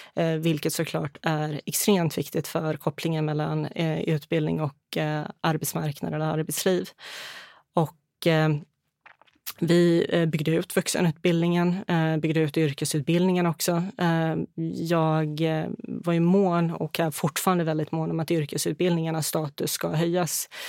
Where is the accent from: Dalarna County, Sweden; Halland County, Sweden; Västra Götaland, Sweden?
Halland County, Sweden; Halmstad; moved away as an adult; also born or lived in Bosnia and Herzegovina; now in Stockholm, Sweden; Jag är från västkusten, från Halmstad och Halland